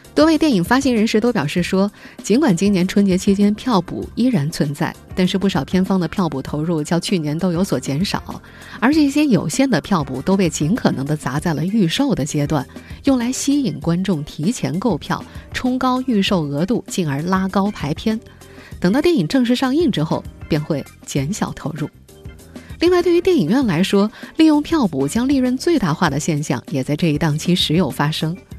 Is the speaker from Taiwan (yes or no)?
no; Jiangsu, China; moved away; 我的老家江苏一个四线小城